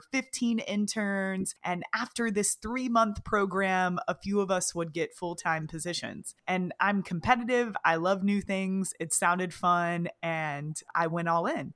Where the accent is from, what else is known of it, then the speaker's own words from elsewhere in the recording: Kentucky, United States; moved away as an adult; also born or lived in Austin, Texas; I moved to Austin, Texas from my hometown in Kentucky